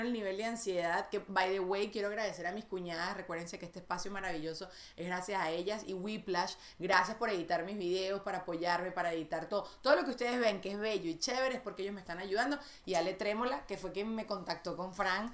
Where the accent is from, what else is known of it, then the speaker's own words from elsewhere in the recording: Caracas, Capital District, Venezuela; moved away; yo crecí en Venezuela